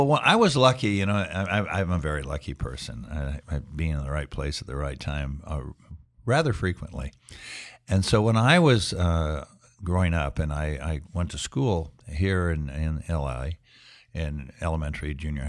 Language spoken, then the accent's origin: English; Los Angeles, California, United States; I grew up in Los Angeles